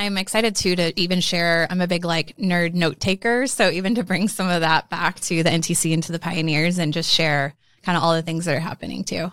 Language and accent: English; Omaha, Nebraska, United States; so basically born and raised in Omaha